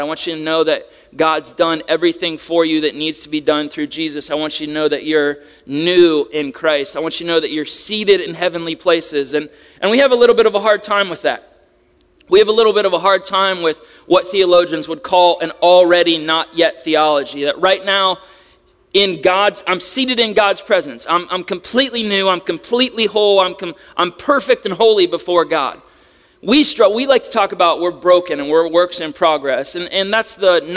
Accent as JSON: {"language": "English", "region": "Ohio", "country": "United States", "moved": "yes", "said": "I'm from Ohio"}